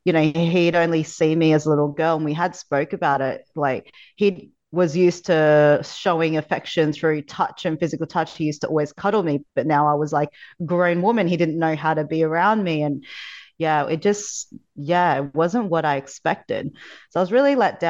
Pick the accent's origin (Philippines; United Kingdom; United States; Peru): Philippines; I was born in the Philippines in poverty, so third world country. In my teens, I found myself living in the streets